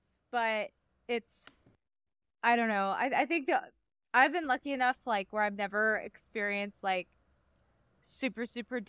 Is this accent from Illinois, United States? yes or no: no; Atlanta, Georgia, United States; I say I'm from Atlanta, but I actually live in a racist town 45 minutes away.